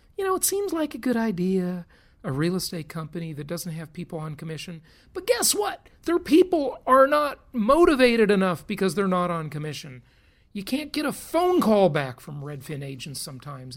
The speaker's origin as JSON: {"language": "English", "region": "California", "country": "United States", "tie": "born or raised there", "moved": "yes", "said": "my home state the socialist republic of california it's a disaster i'm glad i left"}